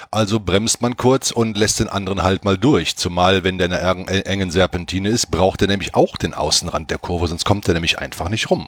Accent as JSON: {"language": "German", "town": "Cologne", "region": "North Rhine-Westphalia", "country": "Germany", "tie": "born or raised there", "lives_now": "Nuremberg, Germany", "said": "bin dann irgendwann von Köln weg, also ich bin in Köln aufgewachsen, äh, nach Nürnberg umgezogen"}